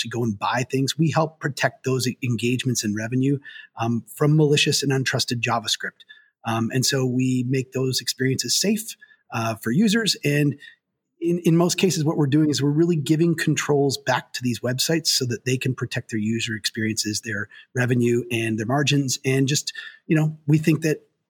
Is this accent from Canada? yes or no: yes; Canada; moved away as an adult; also born or lived in Waterloo, Ontario; now in United States; I am Canadian, but I'm also American. So I moved down here about 20 years ago now.